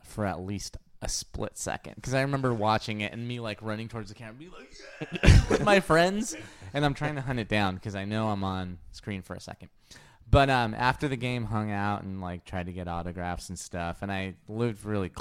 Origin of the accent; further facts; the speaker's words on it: Inglewood, California, United States; growing up in Inglewood and going to school in Westchester